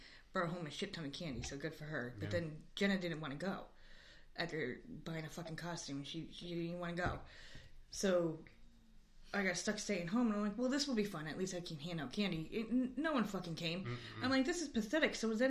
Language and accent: English; Northeast, United States; moved away; Well, that's because we're from the Northeast.